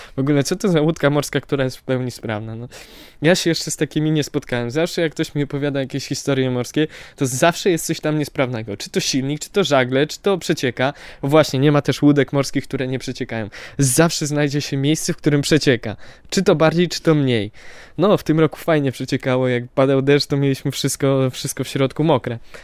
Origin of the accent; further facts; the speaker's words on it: Poland; Jesteśmy z Polski